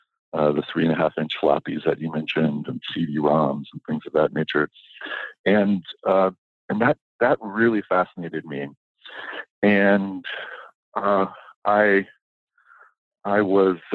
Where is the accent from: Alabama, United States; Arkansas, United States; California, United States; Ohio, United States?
Ohio, United States; Kettering; moved away as an adult; also born or lived in San Francisco; when I was a kid, I was growing up in Kettering, Ohio, outside of Dayton